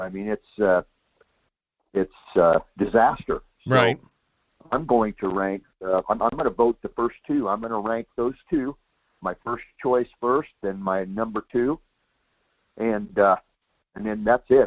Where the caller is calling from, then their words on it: Soldotna, Alaska, United States; I'm calling from Soldotna.